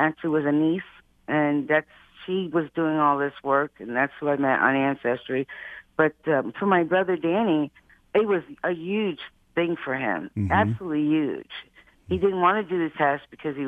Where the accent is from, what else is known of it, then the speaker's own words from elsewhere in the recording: New York, United States; we grew up in New York, and we lived near our families many times over in Long Island